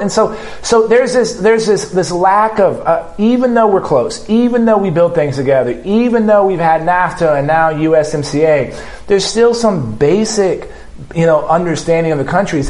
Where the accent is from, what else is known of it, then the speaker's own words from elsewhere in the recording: South Texas, United States; living and growing up in South Texas and crisscrossing the border